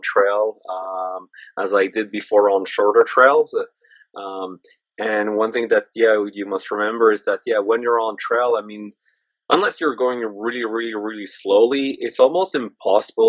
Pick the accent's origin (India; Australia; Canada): Canada; I'm Canadian, French Canadian at that, so like maple syrup runs through my blood